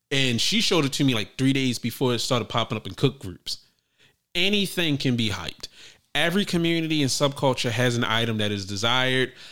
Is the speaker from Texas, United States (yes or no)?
no; Maryland, United States; also born or lived in Virginia; Well, I was born in Virginia, but I'm from Maryland.